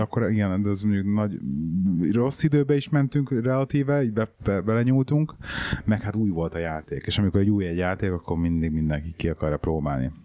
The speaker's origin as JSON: {"language": "Hungarian", "country": "Hungary", "moved": "yes"}